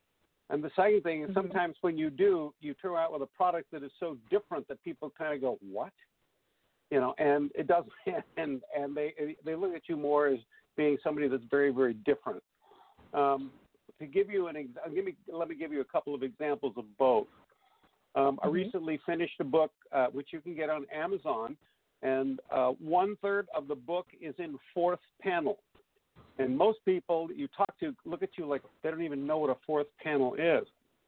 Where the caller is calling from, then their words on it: Alaska, United States; I'm calling from Alaska